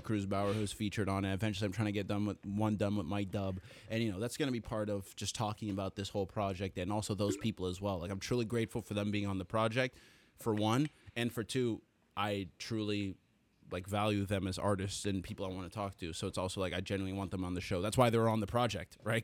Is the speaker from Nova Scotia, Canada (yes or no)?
no; Toronto, Ontario, Canada; I'm from Toronto